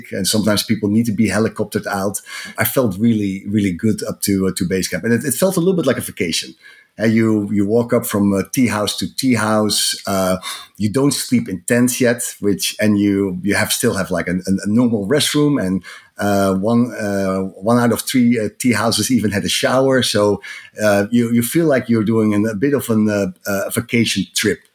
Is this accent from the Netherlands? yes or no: yes; Amsterdam, North Holland, Netherlands; English is a second language; moved away as an adult; now in United States; In my accent, you can hear that I'm not originally American. I'm from Amsterdam, but moved 15 years ago